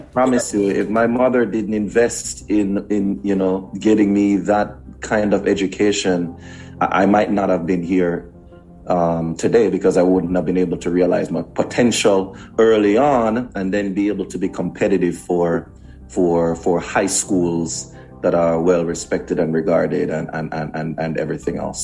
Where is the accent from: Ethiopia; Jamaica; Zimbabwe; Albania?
Jamaica; Kingston; moved away; also born or lived in Portmore, Jamaica / United States; I grew up in Kingston, Jamaica